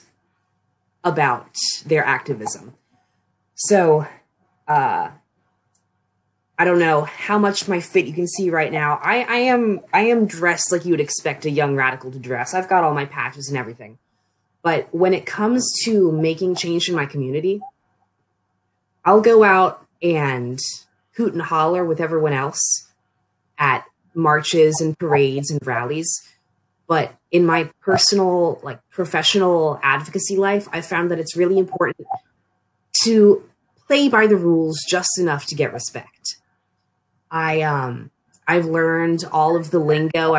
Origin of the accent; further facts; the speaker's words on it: Annapolis, Maryland, United States; moved away as an adult; now in Frostburg, United States; I'm from the Annapolis region of Maryland